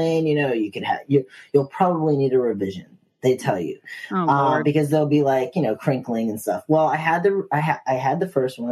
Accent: Virginia, United States; now in New York City, United States; growing up in Virginia, I was a smoker

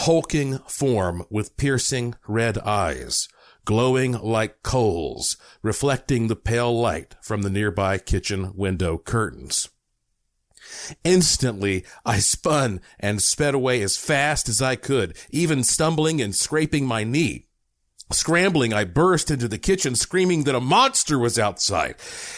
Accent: Asheville, North Carolina, United States; I was born in Asheville.

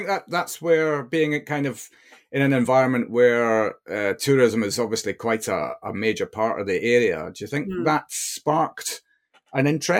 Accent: Perth, Scotland, United Kingdom; also born or lived in near London Stansted; now in England, United Kingdom; We used to day trip because I'm from Perth, so we're not a million miles away.

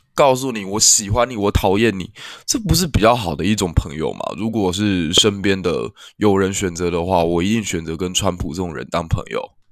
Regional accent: Kaohsiung, Taiwan; 我的故乡高雄

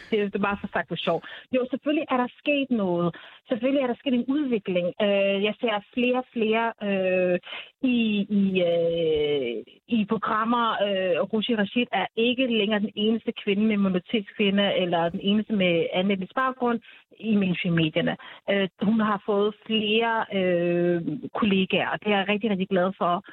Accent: Denmark; jeg er jo født og opvokset i Danmark og har, og har somaliske rødder.

